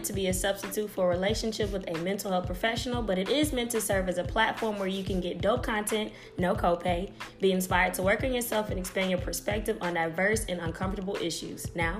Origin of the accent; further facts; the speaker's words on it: Atlanta, Georgia, United States; moved away as an adult; now in Houston, United States; I am originally from Atlanta, Georgia. I moved to Houston in 2010 to attend Prairie View